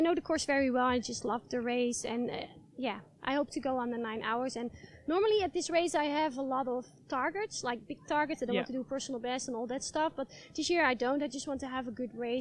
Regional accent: Netherlands; in the Netherlands, in my home country.

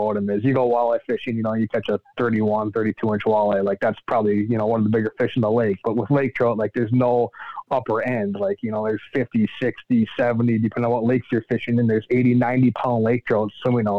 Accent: Duluth, Minnesota, United States; I'm born and raised in Duluth, Minnesota

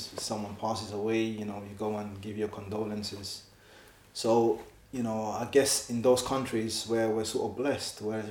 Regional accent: London, United Kingdom; moved away as an adult; now in Edinburgh, United Kingdom; me being an African Muslim growing up in Leighton, multicultural

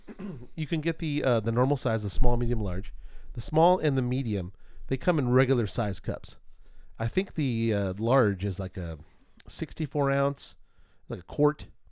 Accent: Culver City, California, United States; when I was young, I grew up in Culver City, California

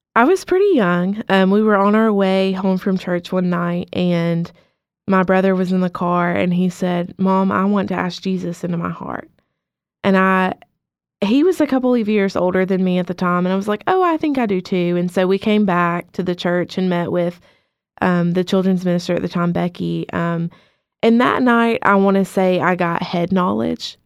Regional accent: Cullman, Alabama, United States; also born or lived in Muscle Shoals, Alabama; I am from Coleman, Alabama.

